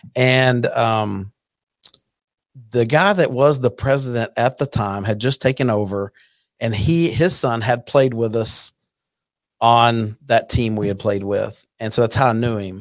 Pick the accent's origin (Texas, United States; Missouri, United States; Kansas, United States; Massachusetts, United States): Texas, United States; Burleson; also born or lived in Fort Worth; grew up in Burleson